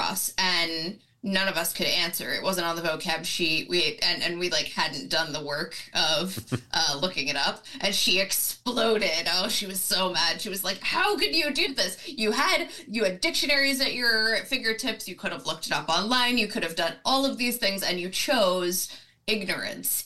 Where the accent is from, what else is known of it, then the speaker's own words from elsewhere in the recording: Tennessee, United States; moved away as an adult; I'm originally from Tennessee. I spent the first 18 years of my life there.